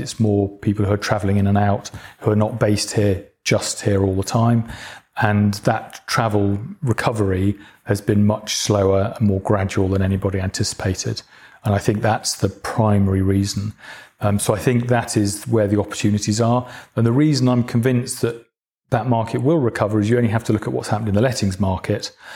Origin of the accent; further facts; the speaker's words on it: Manchester or Cheshire, North West England, United Kingdom; moved away as an adult; now in London, United Kingdom; I'm, I'm from the north of England. I'm from Manchester or Cheshire, which is just south of Manchester